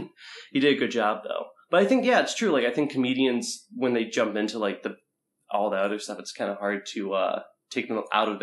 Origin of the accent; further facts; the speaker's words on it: Mentor, Ohio, United States; moved away as an adult; also born or lived in Springfield, Ohio; now in Columbus, United States; I'm from Cleveland. East side of Cleveland, which no one really knows where, like, Mentor, Ohio is. But it's close enough to Cleveland, that's what I say. But I moved here probably, like, I think 4 or 5 years ago.